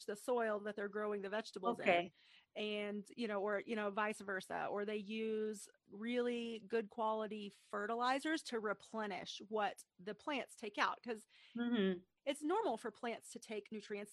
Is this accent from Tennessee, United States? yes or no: yes; East Tennessee, United States; I'm from East Tennessee, a very rural and agricultural place.